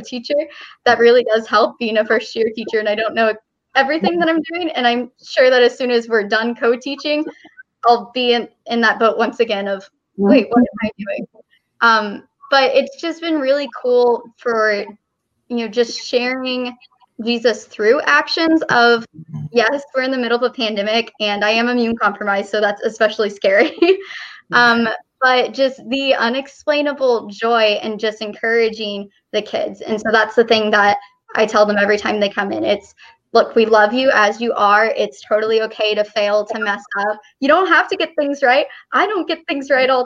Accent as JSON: {"language": "English", "region": "Texas", "country": "United States", "tie": "born or raised there", "moved": "as an adult", "lives_now": "Kansas, United States", "said": "I'm from Texas. I've lived in Texas all my life until now. And then God said, move to Kansas."}